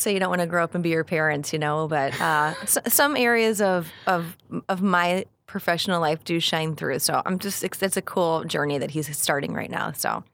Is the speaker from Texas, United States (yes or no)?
no; Onarga, Illinois, United States; moved away as an adult; also born or lived in West Suburbs of Chicago, Illinois; now in Manteno, United States; I grew up in Anarga, so just about thirty minutes south of here when, you know, Iroquois West, alma mater